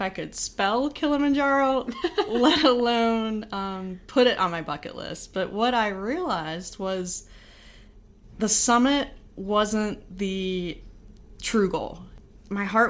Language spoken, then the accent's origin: English; Pittsburgh, Pennsylvania, United States; moved away as an adult; also born or lived in Buffalo, New York / Albany, New York / Indianapolis; I'm from Pittsburgh, Pennsylvania.